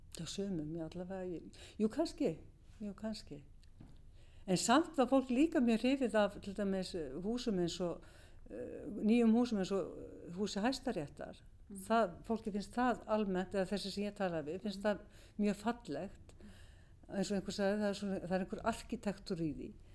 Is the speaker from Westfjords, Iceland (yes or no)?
no; Reykjavík, Capital Region, Iceland; Ég er uppalinn í Vesturbænum í göngufæri frá miðborginni